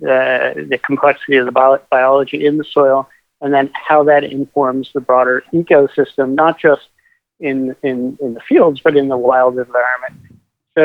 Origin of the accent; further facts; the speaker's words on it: Kutztown, Pennsylvania, United States; moved away; also born or lived in Boston / California; So I grew up in Kutztown, Pennsylvania, about 5 minutes away from the Rodale Institute